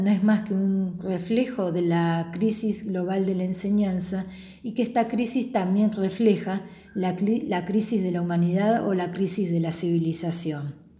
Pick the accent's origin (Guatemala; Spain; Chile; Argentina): Argentina; nosotros los argentinos